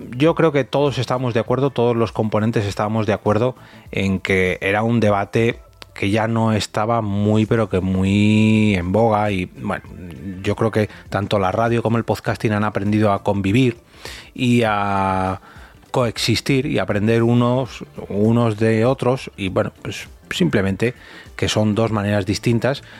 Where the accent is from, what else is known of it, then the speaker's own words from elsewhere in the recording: Madrid, Community of Madrid, Spain; first language Spanish; castellano parlante o madrileño